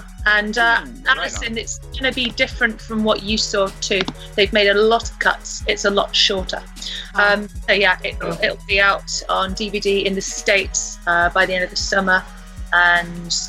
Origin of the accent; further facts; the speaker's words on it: Bristol, South West England, United Kingdom; my hometown of Bristol.